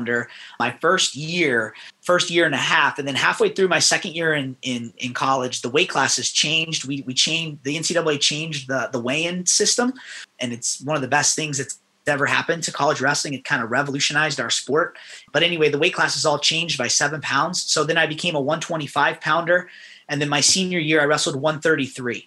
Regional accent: Las Vegas, Nevada, United States; moved away as an adult; also born or lived in Tempe, Arizona / Iowa; I grew up in Las Vegas

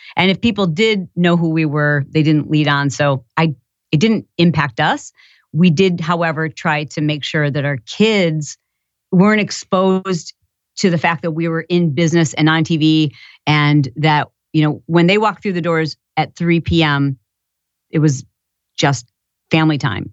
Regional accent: Michigan, United States; I grew up in Michigan

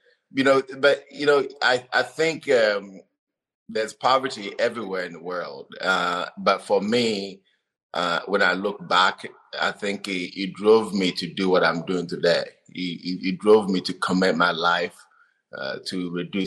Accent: Togo; English is a second language; moved away as an adult; also born or lived in Wenatchee, Washington / Davis, California; now in Olympia, United States; I grew up in northern part of Togo, in the central part of Togo

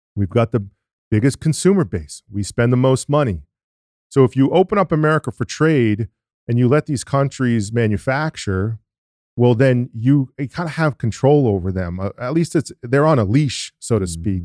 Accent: New England, United States; I'm from New England

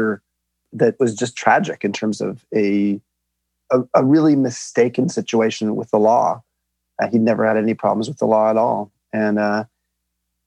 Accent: Long Beach, California, United States; I grew up in Long Beach, California

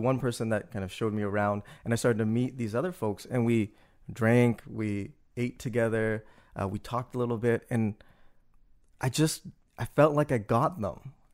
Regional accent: Toronto, Ontario, Canada; moved away as an adult; also born or lived in Malaysia; now in New Orleans, United States; being Canadian kid, really, um, with this Vietnamese background that I didn't really know too much about and that eventually I, I discovered growing up

